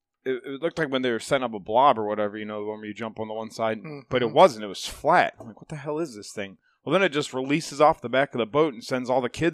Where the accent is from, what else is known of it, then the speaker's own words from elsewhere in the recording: Chippewa Lake, United States; I grew up on Chippewa Lake, and that's what we did when we take my uncles out there.